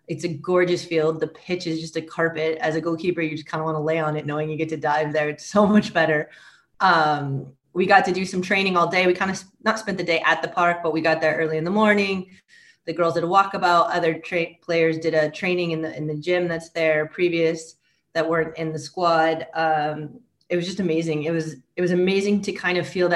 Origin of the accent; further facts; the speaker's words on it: United States; moved away as an adult; now in France; as an American and going to university in the States